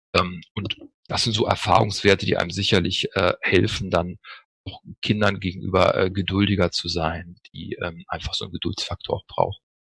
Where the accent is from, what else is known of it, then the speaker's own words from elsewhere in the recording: Northern Germany, Germany; moved away as an adult; also born or lived in Freiburg / Düsseldorf; now in Cologne, Germany; Habe im Norden angefangen, wo ich geboren bin